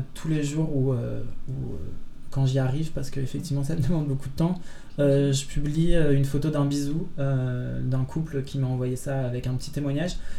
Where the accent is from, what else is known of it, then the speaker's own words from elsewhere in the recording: Lille, Hauts-de-France, France; moved away; also born or lived in Belgium; je viens de Lille à la base